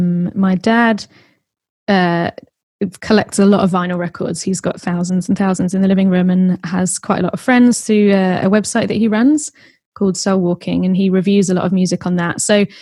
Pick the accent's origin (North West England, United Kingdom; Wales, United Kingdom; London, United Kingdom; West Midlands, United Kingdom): London, United Kingdom; Kingston; Southwest London. So I grew up in Kingston. And lived there always. I've moved over to Southeast in the past 4 years. I haven't moved far.